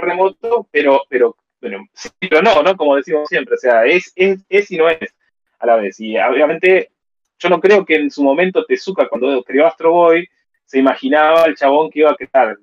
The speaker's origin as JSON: {"language": "Spanish", "country": "Argentina"}